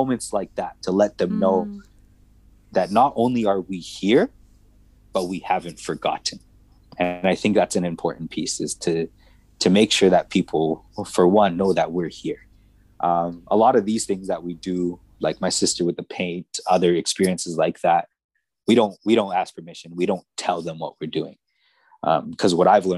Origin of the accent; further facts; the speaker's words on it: Edmonton, Alberta, Canada; where I grew up in Northside Edmonton